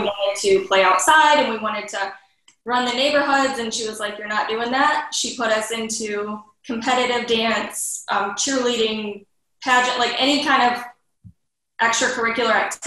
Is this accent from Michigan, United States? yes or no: yes; Detroit metro area, Michigan, United States; I'm from the Detroit metro area